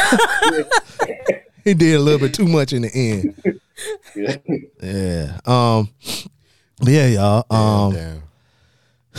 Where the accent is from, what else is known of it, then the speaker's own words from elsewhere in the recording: the South, United States; I am from the South